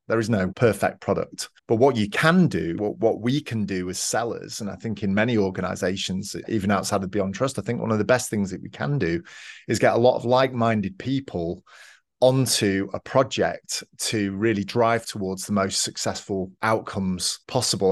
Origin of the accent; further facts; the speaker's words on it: Manchester, North West England, United Kingdom; moved away as an adult; now in Georgia, United States; I grew up in Manchester in the U K. I moved around a little bit when I was younger, but mostly in Manchester